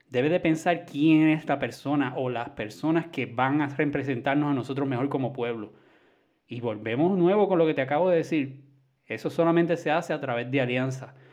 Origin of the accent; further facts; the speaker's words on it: Puerto Rico; tú sabes cómo somos los puertorriqueños.